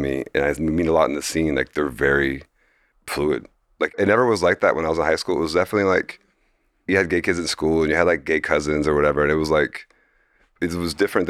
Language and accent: English; Fort Lauderdale, Florida, United States; It's just like growing up in Fort Lauderdale, I was like very druggy and like, it was very, I was like in a very like low middle class area